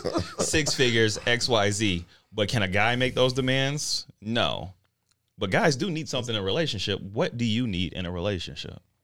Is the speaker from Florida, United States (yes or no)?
no; Denver, Colorado, United States; I'm from Denver.